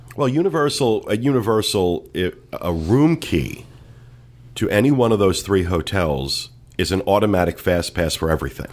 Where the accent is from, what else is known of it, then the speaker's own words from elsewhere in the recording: New Jersey, United States; I'm from New Jersey